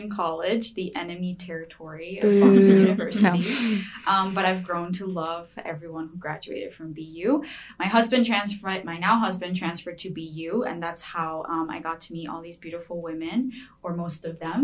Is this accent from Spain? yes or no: yes; Spain; now in Massachusetts, United States; I'm originally from Spain, so my whole family lives in Spain